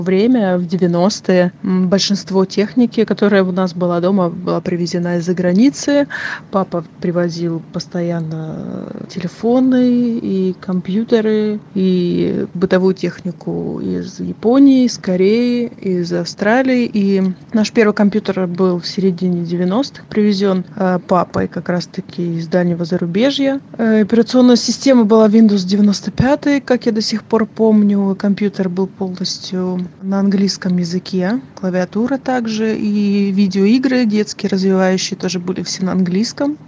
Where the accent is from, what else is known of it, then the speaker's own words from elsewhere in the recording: Sakhalin Oblast, Russia; Я выросла на Сахалине